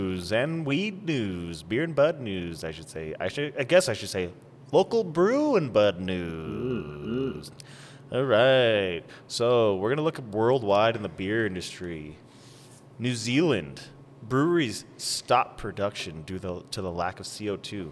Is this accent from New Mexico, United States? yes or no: yes; Las Cruces, New Mexico, United States; moved away as an adult; now in Denver, United States; I'm from Las Cruces, New Mexico